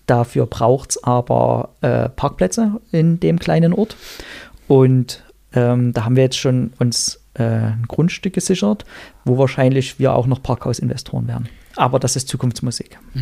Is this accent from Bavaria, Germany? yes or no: no; Erzgebirge, Saxony, Germany; in meiner Heimat im Erzgebirge